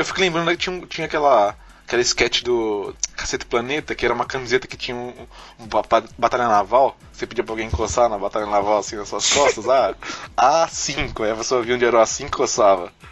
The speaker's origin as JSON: {"language": "Portuguese", "country": "Brazil", "said": "A gente é brasileiro"}